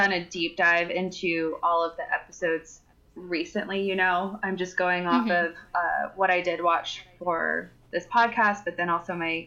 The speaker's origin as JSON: {"language": "English", "region": "Texas", "country": "United States", "said": "I am from Texas"}